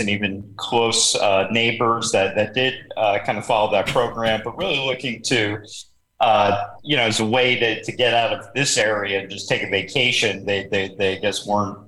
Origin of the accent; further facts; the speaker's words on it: Boca Raton, Florida, United States; also born or lived in Oklahoma City, Oklahoma; I was born in Oklahoma City, Oklahoma, and I moved to South Florida when I was two